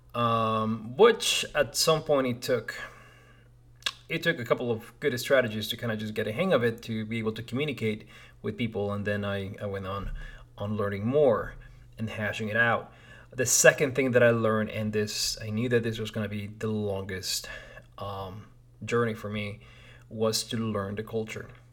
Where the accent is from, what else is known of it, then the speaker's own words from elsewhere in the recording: Lima, Peru; moved away as an adult; now in United States; I was born in Lima, Peru